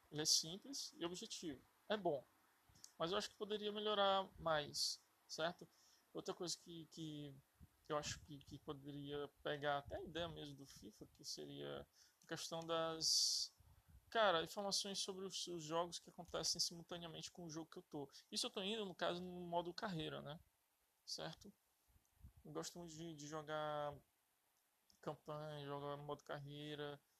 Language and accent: Portuguese; Fortaleza, Ceará, Brazil; é... sou de Fortaleza, certo?